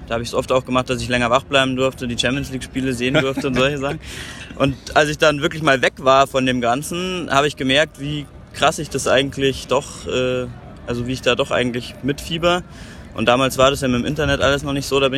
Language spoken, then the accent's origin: German; Munich, Bavaria, Germany; komme hier aus München, bin 27, momentan noch Student